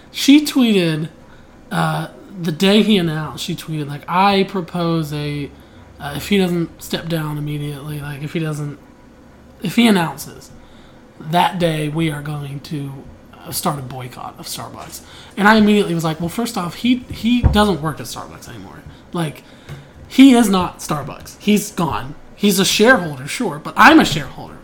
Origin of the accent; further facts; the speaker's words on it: Pittsburgh, Pennsylvania, United States; I'm from Pittsburgh